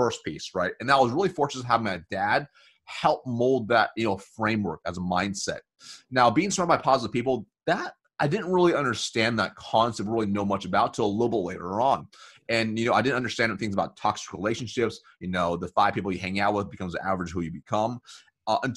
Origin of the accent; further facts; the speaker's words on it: United States; So growing up, we were really poor, and I was born in America.